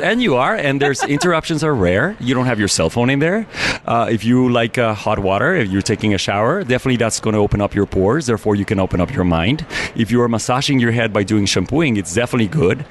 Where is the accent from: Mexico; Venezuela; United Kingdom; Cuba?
Mexico; Mexico City; moved away as an adult; now in United States; I'm originally from Mexico City, and I moved to America 11 years ago.